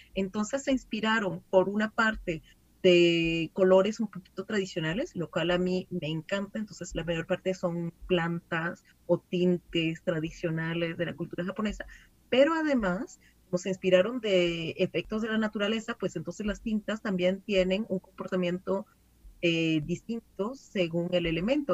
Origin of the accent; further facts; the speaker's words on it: Venezuela; now in France; yo como era venezolana y no vivía en Francia, pues no tenía familia en Francia